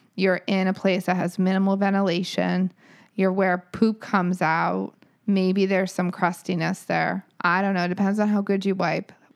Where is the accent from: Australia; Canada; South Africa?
Canada; I'm French Canadian